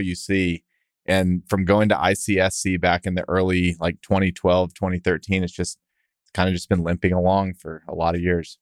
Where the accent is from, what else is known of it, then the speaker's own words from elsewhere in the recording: Texas, United States; I'm a Texan